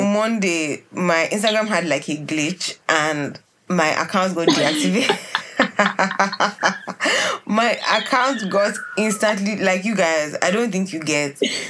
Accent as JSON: {"language": "English", "country": "Nigeria"}